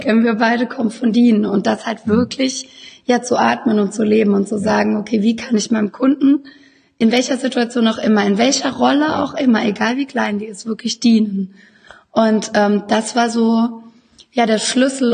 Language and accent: German; Baden-Württemberg, Germany; moved away as an adult; now in Düsseldorf, Germany; ich äh, komme aus dem wunderschönen Baden da wo die Sonne scheint. Und ähm, mich hat es aber so vor acht Jahren nach Düsseldorf verschlagen